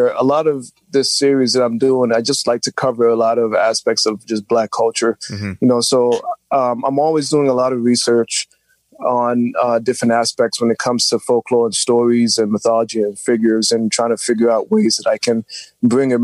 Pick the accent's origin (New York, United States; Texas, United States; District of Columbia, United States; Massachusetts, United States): New York, United States; New York City; I grew up in New York City all my life